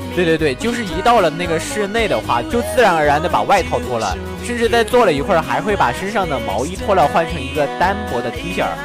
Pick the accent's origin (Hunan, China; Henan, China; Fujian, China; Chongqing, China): Chongqing, China; 虽然我是重庆人